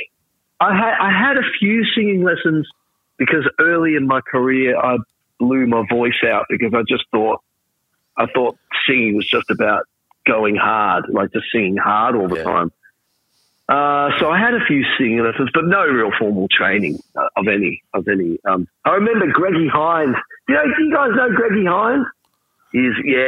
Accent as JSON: {"language": "English", "town": "Traralgon", "region": "Victoria", "country": "Australia", "tie": "born or raised there", "said": "I grew up in Traralgon in Gippsland"}